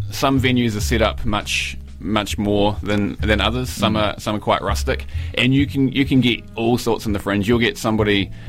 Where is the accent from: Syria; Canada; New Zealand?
New Zealand; Palmerston North, Manawatū-Whanganui; moved away; also born or lived in Wellington, New Zealand / Edinburgh, United Kingdom; my hometown of Palmerston North. And I lived in Edinburgh for a couple of years